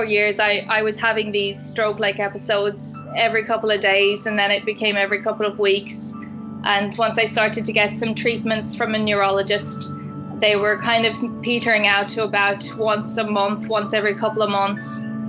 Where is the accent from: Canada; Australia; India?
Australia; So I am actually Australian. So I think a lot of the cadence of my voice has changed.